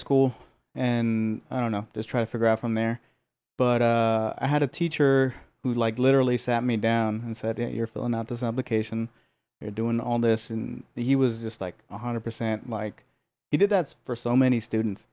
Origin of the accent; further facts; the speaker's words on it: Los Angeles, California, United States; I was born and raised here. I grew up in Pico Union